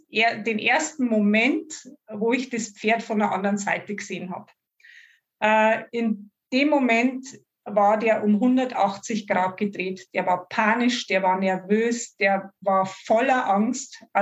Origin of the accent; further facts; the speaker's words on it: Bavaria, Germany; Ich komme aus der Oberpfalz, wahrscheinlich nicht zu überhören für alle, die außerhalb unserer Gegend sind.